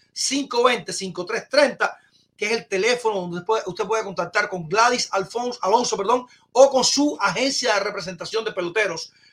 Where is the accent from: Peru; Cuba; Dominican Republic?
Cuba; somos cubanos